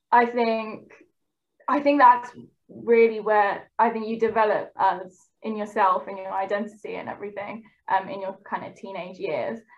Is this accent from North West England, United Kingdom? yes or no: no; London, United Kingdom; also born or lived in Canada / Essex; I'm 27 years of age um, and I grew up in East Ham, um, but I was born in Canada. Um, but yeah, grew up in East London and then moved to kind of Essex, uh, cusp of Essex, London. Um, and I'm of a Punjabi Sikh heritage.